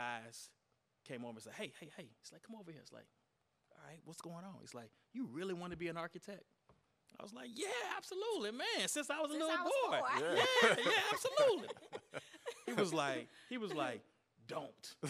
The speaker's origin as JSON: {"language": "English", "town": "Beaumont", "region": "Texas", "country": "United States", "tie": "born or raised there", "said": "It goes back to my deep roots growing up in Beaumont, Texas"}